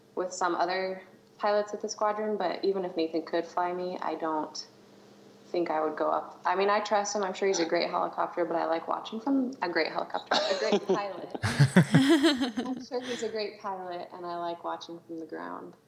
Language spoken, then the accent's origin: English; Colorado Springs, Colorado, United States; moved away as an adult; also born or lived in Texas / Alabama; now in North Dakota, United States; I am from Colorado Springs